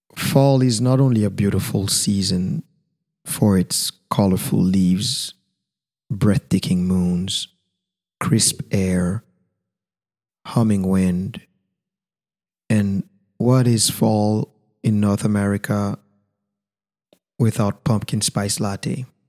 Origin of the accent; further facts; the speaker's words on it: Haiti; first language Haitian Creole; English is a second language; my mother tongue, Creole